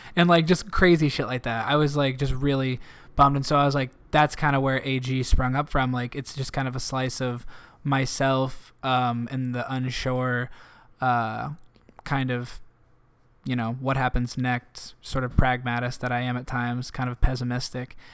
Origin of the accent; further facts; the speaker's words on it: Canton, United States; now in Chicago, United States; In my hometown